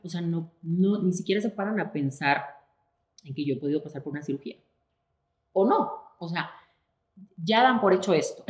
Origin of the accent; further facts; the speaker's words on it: Spain; moved away; también soy una mujer española, también soy una mujer eh, migrante